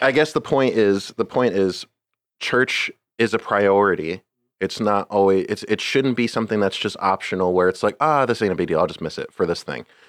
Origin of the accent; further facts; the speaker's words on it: Scranton, Pennsylvania, United States; where I grew up, s, um, Scranton is ni-, is very, very Catholic